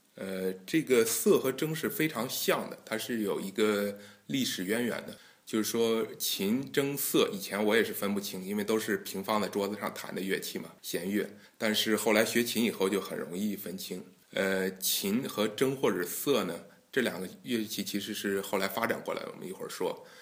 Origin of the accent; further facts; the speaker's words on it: China; now in Austria; 我们中国人